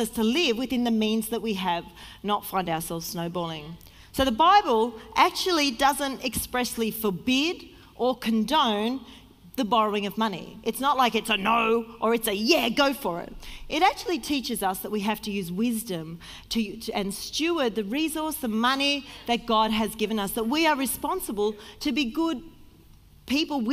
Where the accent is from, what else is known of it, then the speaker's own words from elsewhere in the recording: Sydney, New South Wales, Australia; moved away as an adult; also born or lived in Victoria, Australia; now in Melbourne, Australia; I was from Sydney, and I had a good job